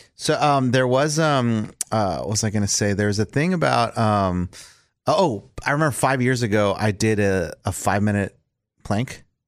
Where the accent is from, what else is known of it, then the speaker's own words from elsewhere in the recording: South Texas, United States; moved away; I grew up in South Texas